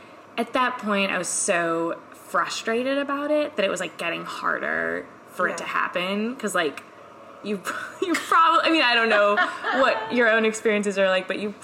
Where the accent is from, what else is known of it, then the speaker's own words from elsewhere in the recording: New York City, New York, United States; I come from New York City